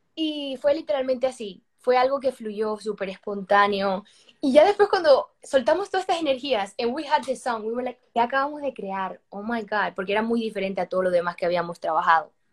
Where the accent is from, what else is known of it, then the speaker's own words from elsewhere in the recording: Madrid, Community of Madrid, Spain; now in Miami, United States; Soy española cubana porque yo nací en Madrid, igual que mis hermanas, pero mi familia, em, esto, todo el mundo es cubano